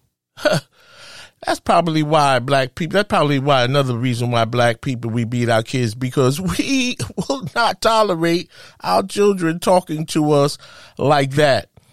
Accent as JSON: {"language": "English", "town": "New York City", "region": "New York", "country": "United States", "tie": "born or raised there", "said": "as a kid, I grew up in Spanish Harlem."}